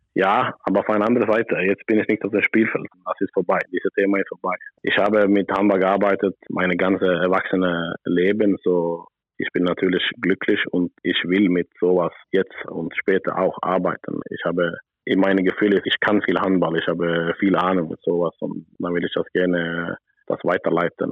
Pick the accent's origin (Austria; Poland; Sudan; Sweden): Sweden; German is a second language; moved away as an adult; also born or lived in Berlin; ich bin natürlich sehr glücklich und froh, dass ich wieder in Schweden bin